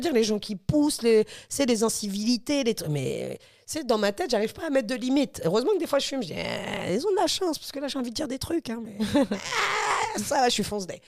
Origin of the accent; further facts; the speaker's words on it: Normandy, France; moved away; also born or lived in Dammarie-les-Lys; quand j'étais jeune en Normandie